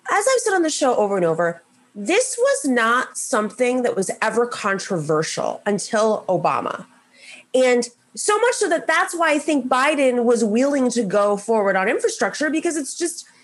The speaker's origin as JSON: {"language": "English", "town": "Buffalo", "region": "New York", "country": "United States", "tie": "born or raised there", "also_born_or_lived": "Arizona", "said": "Clearly, I grew up in Buffalo."}